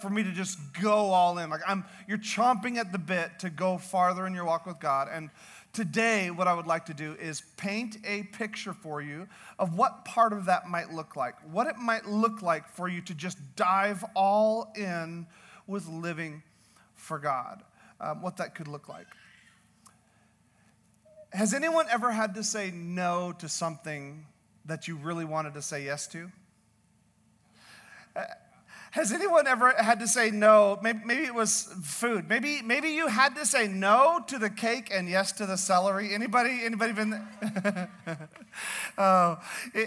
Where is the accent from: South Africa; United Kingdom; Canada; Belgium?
Canada; I'm Canadian